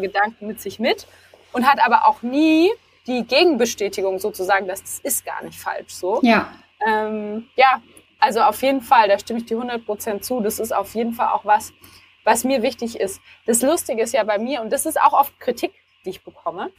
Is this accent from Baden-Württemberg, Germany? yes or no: yes; Stuttgart, Baden-Württemberg, Germany; moved away as an adult; now in Berlin, Germany; ich komme ursprünglich nicht aus Berlin. Ich bin Stuttgarterin, also die bekannte Schwäbin, die vor vier Jahren nach Berlin gezogen ist